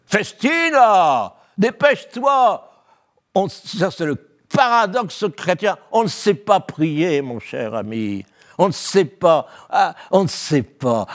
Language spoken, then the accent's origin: French; Valenciennes, Hauts-de-France, France; Je suis né à Valenciennes